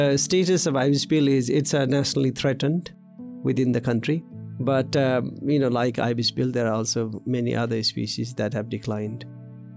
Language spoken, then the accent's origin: English; eastern Nepal, Koshi Province, Nepal; I was born in the East Nepal at the age of Koshi Tapu Wildlife Reserve.